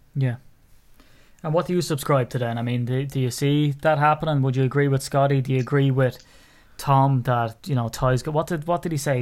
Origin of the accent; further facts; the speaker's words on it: Ireland; as an Irishman